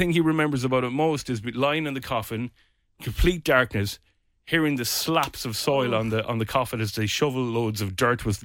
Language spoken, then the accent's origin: English; Castlebar, Connacht, Ireland; my hometown in Castlebar in Mayo